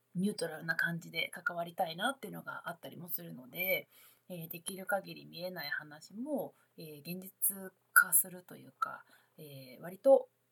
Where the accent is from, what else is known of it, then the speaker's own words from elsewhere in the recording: Kansai, Japan; moved away as an adult; now in Tokyo, Japan; 私関西の人間で、まあ、あれ大学卒業後社会人になってから東京に来たので